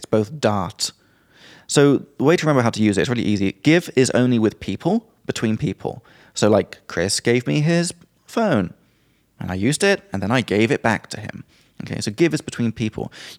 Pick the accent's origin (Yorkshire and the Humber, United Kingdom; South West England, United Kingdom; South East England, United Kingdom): South West England, United Kingdom; Well, I'm from Somerset and I got these long R's.